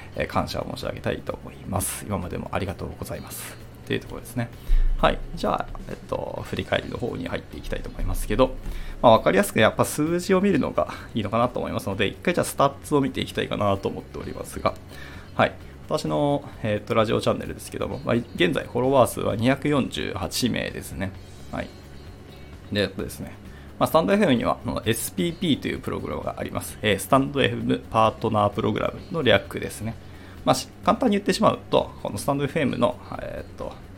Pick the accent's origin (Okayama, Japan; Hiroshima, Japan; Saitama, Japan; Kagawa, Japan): Hiroshima, Japan; 私の地元、あの、広島